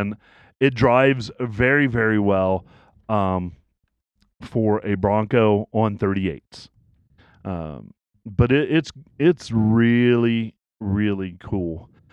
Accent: East Tennessee, United States; I grew up in East Tennessee

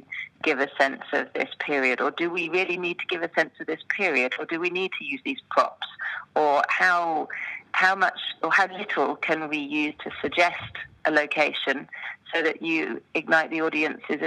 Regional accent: United Kingdom; moved away as an adult; now in Switzerland; most of my choreographic experience had been as a British-based choreographer internationally, but that was really my anchor. And coming from this storytelling British background

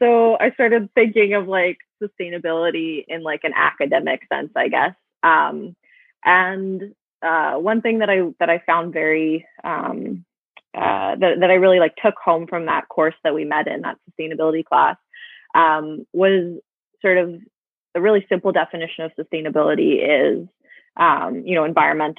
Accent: Saskatchewan, Canada; moved away as an adult; now in British Columbia, Canada; I was born in Treaty 6 territory. Did both of my degrees at the University of Saskatchewan, and I moved to British Columbia a year and a half ago.

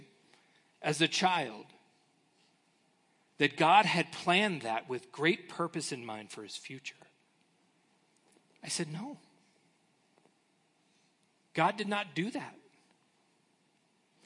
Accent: United States; as American Christians

